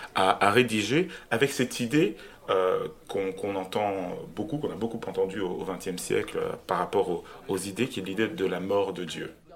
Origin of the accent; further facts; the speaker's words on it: Cameroon; now in Brussels, Belgium; j'habite à Bruxelles, en Belgique, je suis belge, mais je suis né au Cameroun